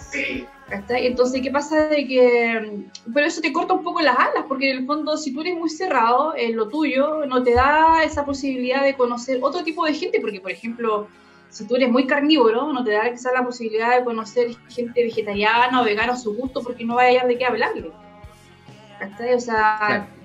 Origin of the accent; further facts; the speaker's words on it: Chile; como chilenos